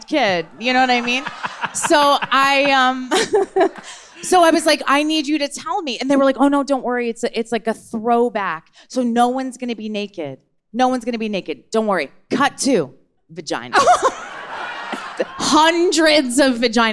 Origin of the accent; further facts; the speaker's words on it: New Jersey, United States; I'm from New Jersey